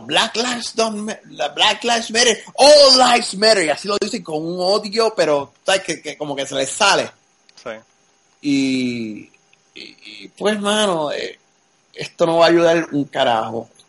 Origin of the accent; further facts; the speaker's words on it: Puerto Rico; moved away as an adult; also born or lived in Texas; yo me crié en Puerto Rico, pero pues a mis 20 años, 21 a, a, pues, a Texas